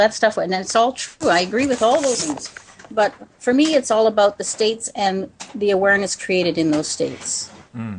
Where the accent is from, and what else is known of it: Canada; born or raised there; also born or lived in Belgium